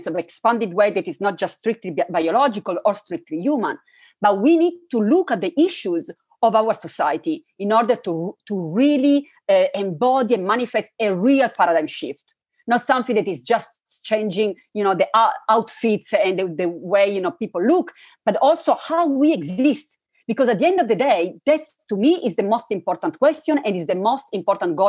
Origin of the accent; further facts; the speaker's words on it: Turin, Piedmont, Italy; I was raised in Italy, in an interesting city, Turin, where there are many different souls